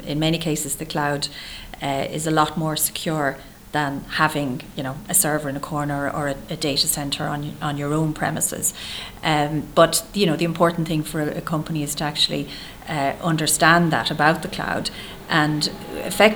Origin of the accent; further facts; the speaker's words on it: Dublin, Leinster, Ireland; I grew up in Terenure